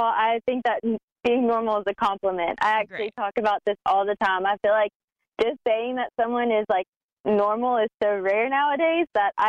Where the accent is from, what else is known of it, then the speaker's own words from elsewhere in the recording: Nashville, Tennessee, United States; also born or lived in Atlanta, Georgia; Well, I was born in Atlanta, but I moved to Nashville when I was 5. So I claim Nashville as home for sure.